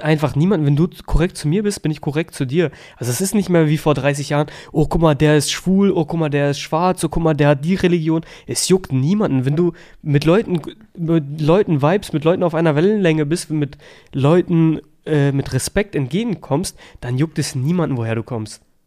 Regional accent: Germany; also born or lived in Kosovo; ich sehe mich eigentlich auch als Deutscher, ich bin hier aufgewachsen

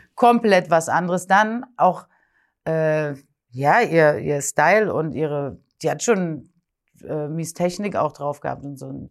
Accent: Berlin, Germany; Und ich bin nämlich in Berlin geboren und aufgewachsen.

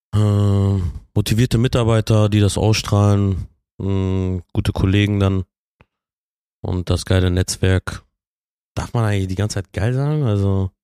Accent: Bielefeld, North Rhine-Westphalia, Germany; Ich bin äh, gebürtiger Bielefelder.

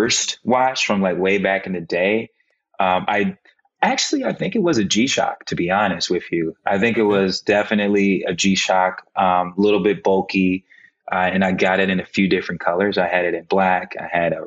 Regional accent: Cleveland, Ohio, United States; moved away as an adult; also born or lived in New York; when I moved back home to Cleveland from New York, I was in New York for 7.5 years, moved back home in September of 2020

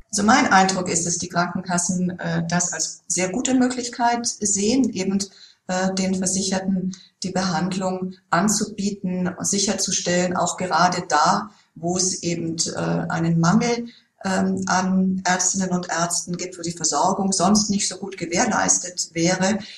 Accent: Germany; bei uns in Deutschland

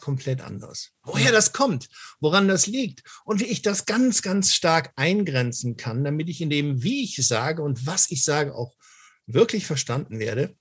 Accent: Cologne, North Rhine-Westphalia, Germany; als Kölsche Jung

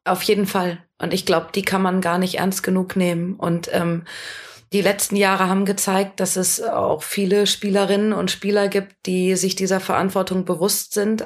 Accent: Ruhr area, North Rhine-Westphalia, Germany; ich komme aus dem Ruhrgebiet

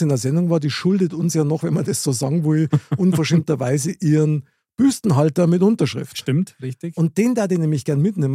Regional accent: Munich, Bavaria, Germany; ich bin in München geboren, Innenstadt, Stiegelmeier Platz

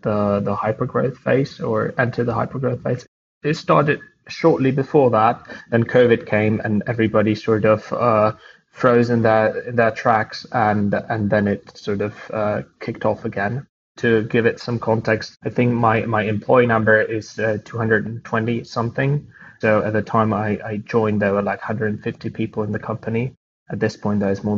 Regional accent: Prague, Czechia; moved away as an adult; now in Canada; I'm Czech. I was born in Prague, but I've been in Canada for the past couple of months.

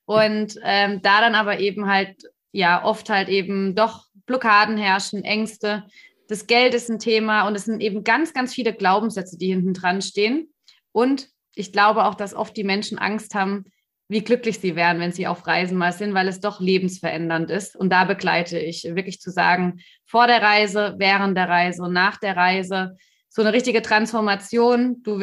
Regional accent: Stuttgart, Baden-Württemberg, Germany; now in Berlin, Germany; Also ich wohne jetzt in Berlin, ich bin eigentlich aus Stuttgart, aus dem Ländle. Dementsprechend auch mit äh, solchen Werten teilweise aufgewachsen.

